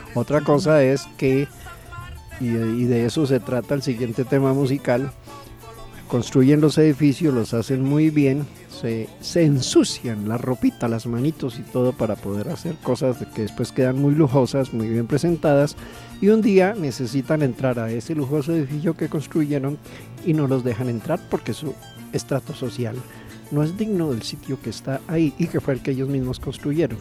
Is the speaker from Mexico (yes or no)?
no; Colombia